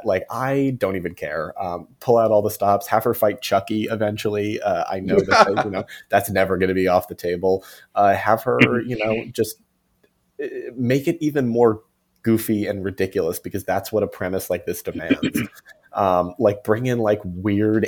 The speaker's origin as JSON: {"language": "English", "area": "Cape Cod", "region": "Massachusetts", "country": "United States", "said": "I'm from Cape Cod"}